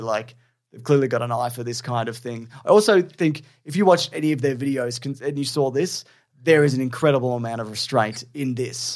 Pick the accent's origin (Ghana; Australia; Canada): Australia; being Australian